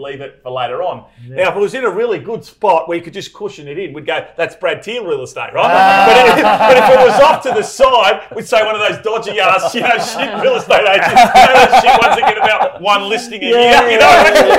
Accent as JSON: {"language": "English", "town": "Melbourne", "region": "Victoria", "country": "Australia", "tie": "born or raised there", "said": "But as a kid, I grew up in Essendon, as you know, and I'm very proud of the fact that I live in the Toorak of the North"}